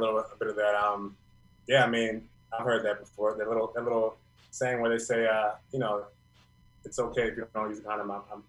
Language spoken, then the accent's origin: English; Philadelphia, Pennsylvania, United States; I'm from Philly.